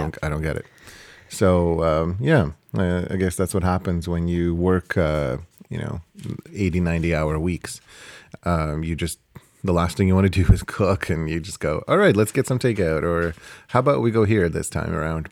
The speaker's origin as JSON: {"language": "English", "country": "Canada", "said": "we're Canadian"}